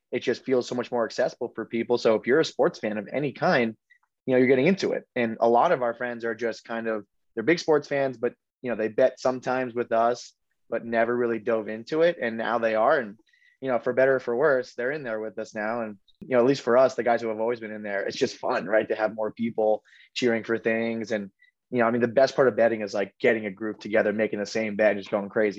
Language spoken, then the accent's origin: English; Southern Connecticut, United States; we are New York sports fans because we are from Southern Connecticut